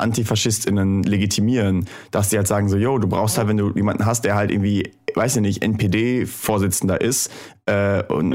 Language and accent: German; Thuringia, Germany; moved away; in meiner Heimatstadt in Thüringen. Ähm, ich war Jahre nachdem ich weggezogen bin nochmal da.